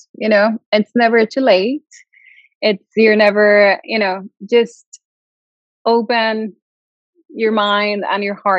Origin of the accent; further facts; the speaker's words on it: Mexico; also born or lived in Santiago de Compostela, Spain / Madrid, Spain; now in Sweden; I'm from Mexico. I moved away many years ago, but I'm from Mexico.